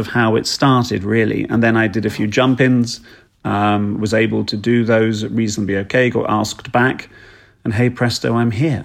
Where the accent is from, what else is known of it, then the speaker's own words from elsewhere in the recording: East Sussex, South East England, United Kingdom; I was raised down in East Sussex in England